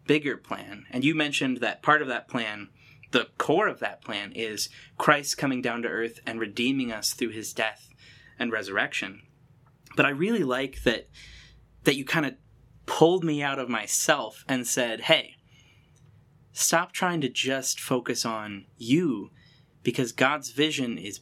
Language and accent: English; United States; growing up in America